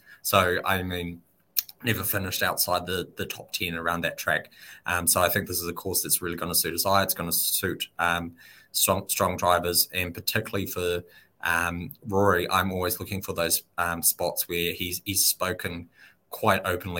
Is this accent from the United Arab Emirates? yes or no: yes; Dubai, United Arab Emirates; Yeah, so I grew up in Dubai. That's where I started. So I spent 8 years living in Dubai.